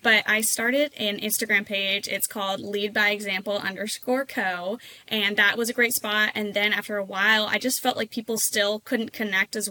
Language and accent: English; Oregon, United States; I am from Oregon. I'm all the way on the other side of the country from most people in most of the truck scene. It's not as big out here.